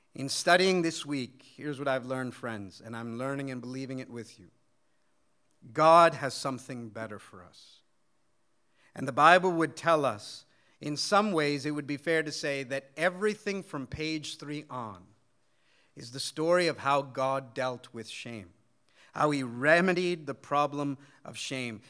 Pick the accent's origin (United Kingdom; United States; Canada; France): United States; though I was born and raised in America, my parents come from India